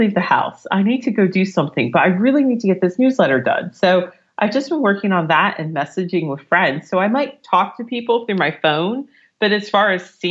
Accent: United States; moved away as an adult; now in London, United Kingdom; I'm American.

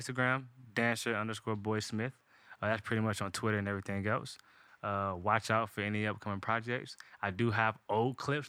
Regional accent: the South, United States; because I am from the South.

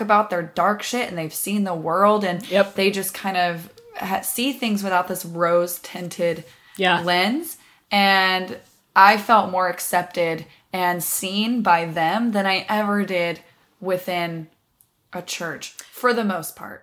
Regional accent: the South, United States; moved away; I was raised in the South

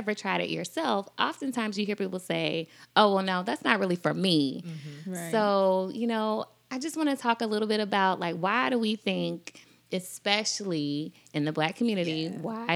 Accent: Columbia, South Carolina, United States; also born or lived in Alabama; Was raised in Columbia, South Carolina

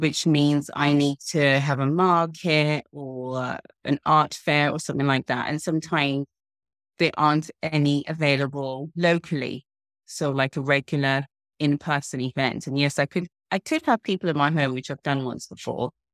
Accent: Zimbabwe; now in United Kingdom; I grew up in Zimbabwe, and it was post-colonial

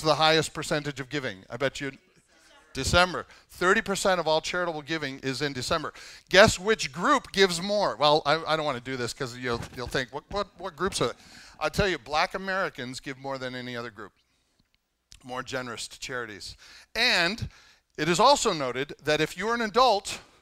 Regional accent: Canada; I'm Canadian

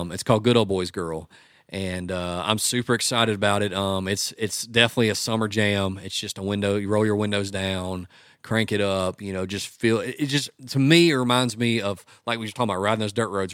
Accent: West Monroe, Louisiana, United States; now in Nashville, United States; I grew up in West Monroe, which is across the river.

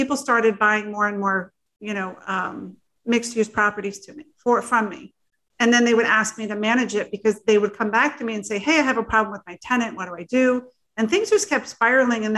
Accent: New Jersey, United States; also born or lived in Florida; I was very fortunate to be adopted into a family out of New Jersey, a very large Italian family

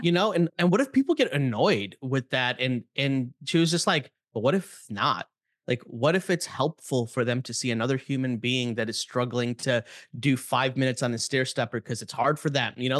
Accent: Chicago, Illinois, United States; I grew up in Chicago

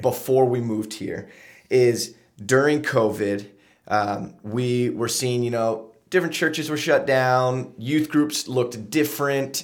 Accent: Lancaster, Pennsylvania, United States; also born or lived in Huntington Beach, California; I grew up here in Lancaster

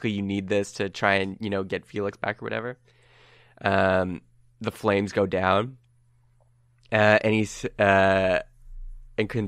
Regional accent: Canada; Uh, we are Canadian.

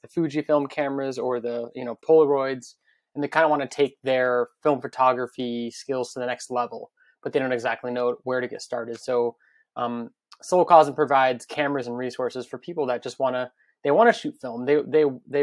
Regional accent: Las Vegas, Nevada, United States; now in Brooklyn, United States; I grew up in Las Vegas.

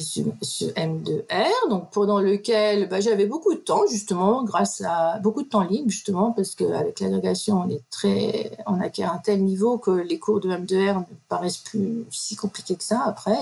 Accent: Metz, Grand Est, France; moved away as an adult; je suis originaire de Lorraine, de Metz plus exactement

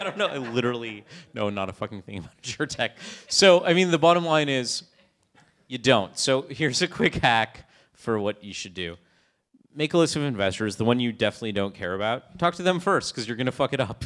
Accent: Canada; I'm Canadian

